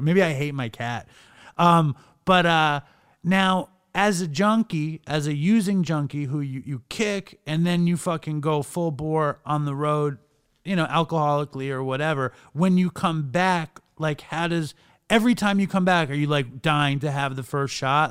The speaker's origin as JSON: {"language": "English", "region": "New York", "country": "United States", "also_born_or_lived": "Los Angeles", "moved": "as an adult", "said": "I'm from New York, but I wound up living in LA for years"}